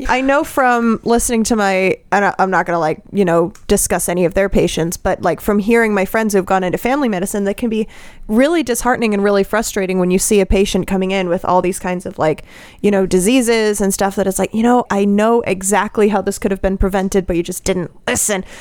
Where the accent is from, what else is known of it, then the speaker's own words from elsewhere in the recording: Colorado, United States; I come from Colorado